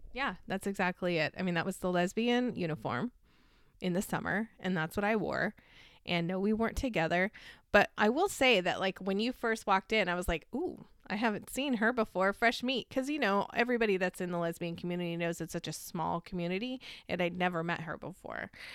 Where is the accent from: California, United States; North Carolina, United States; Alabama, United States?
California, United States; Barstow; I grew up in Barstow, California